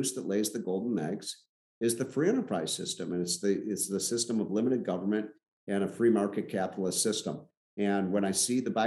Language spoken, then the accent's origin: English; Chicago, Illinois, United States; I'm from Chicago